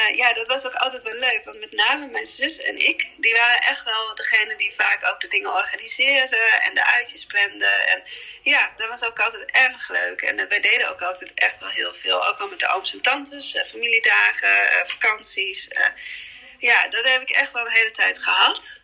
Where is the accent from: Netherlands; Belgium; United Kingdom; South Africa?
Netherlands; Emmen, Drenthe; moved away as an adult; also born or lived in India; now in Vinkveen, Netherlands; kom dan oorspronkelijk, ben ik opgegroeid in Emmen